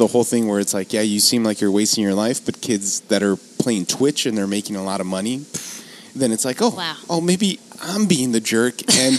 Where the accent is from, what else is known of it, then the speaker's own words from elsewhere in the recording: Los Angeles, California, United States; I grew up in City Terrace, and we lived, like, on the, you know, on the hill.